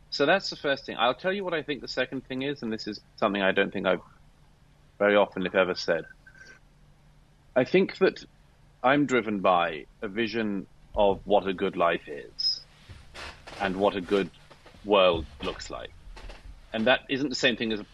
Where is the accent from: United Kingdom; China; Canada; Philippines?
United Kingdom; I'm British by birth